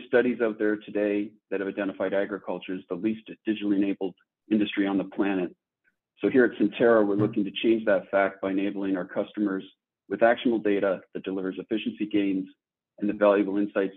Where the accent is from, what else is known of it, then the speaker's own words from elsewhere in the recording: Toronto, Ontario, Canada; moved away as an adult; also born or lived in Silicon Valley, California; now in Minnesota, United States; I'm originally from Toronto, Canada, born and raised.